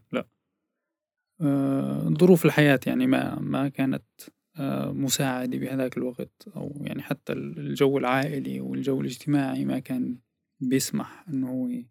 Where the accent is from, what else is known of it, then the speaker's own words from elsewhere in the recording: As-Suwayda, As-Suwayda Governorate, Syria; moved away as an adult; also born or lived in Aleppo, Syria / Sanaa, Yemen / Damascus, Syria; now in Netherlands; ولدت بسوريا بالسويدة بمدينة السويدة